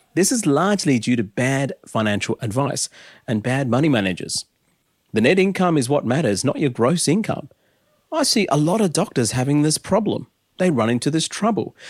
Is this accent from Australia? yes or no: yes; Adelaide, South Australia, Australia; as a nineties kid growing up in Adelaide